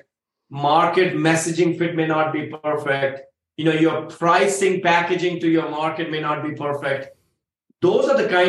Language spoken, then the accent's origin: English; India; I say that as an Indian. Cows are sacred from where I come from.